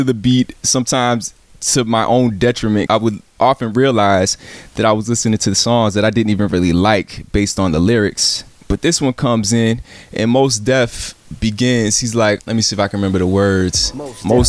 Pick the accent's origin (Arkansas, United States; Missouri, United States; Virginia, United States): Virginia, United States; Virginia Beach; moved away; also born or lived in San Antonio, Texas / Chicago, Illinois / Champaign, Illinois / East Coast; Grew up in Virginia Beach, Virginia